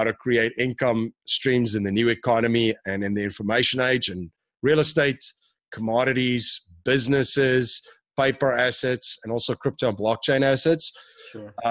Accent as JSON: {"language": "English", "country": "South Africa", "moved": "yes", "lives_now": "United States", "said": "I'm originally from South Africa. I came here in 2001."}